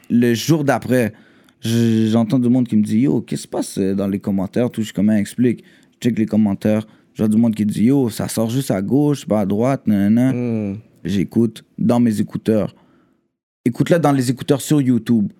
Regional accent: Quebec, Canada; Je suis Québécois

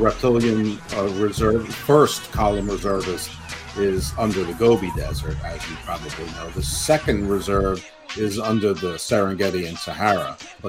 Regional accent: United States; No, I'm from America, the land of giants.

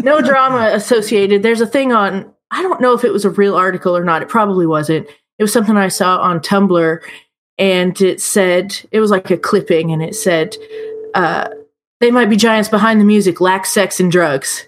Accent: Indianapolis, Indiana, United States; also born or lived in Evansville; now in Terre Haute, United States; I grew up in Indy

